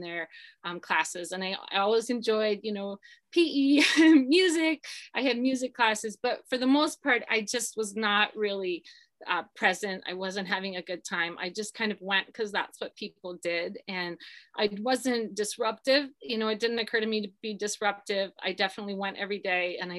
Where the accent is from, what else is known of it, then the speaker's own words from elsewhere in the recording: Akron, Ohio, United States; I grew up in Akron, Ohio